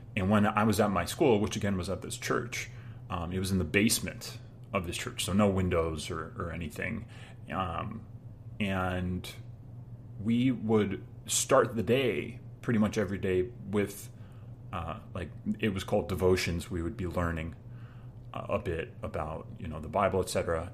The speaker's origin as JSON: {"language": "English", "area": "Long Island", "region": "New York", "country": "United States", "tie": "born or raised there", "said": "I grew up in the Long Island suburbs"}